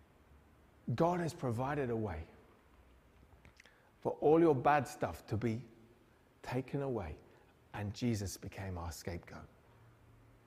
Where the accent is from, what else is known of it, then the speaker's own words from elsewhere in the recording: Newcastle upon Tyne, North East England, United Kingdom; we grew up in Newcastle